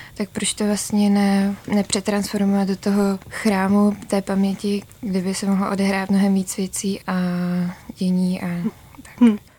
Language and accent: Czech; Brno, South Moravian Region, Czechia; jsem z Brna